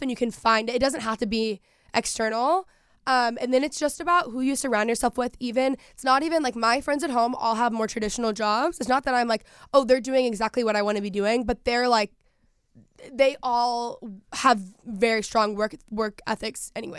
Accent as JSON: {"language": "English", "region": "Texas", "country": "United States", "tie": "born or raised there", "moved": "yes", "said": "growing up in Texas"}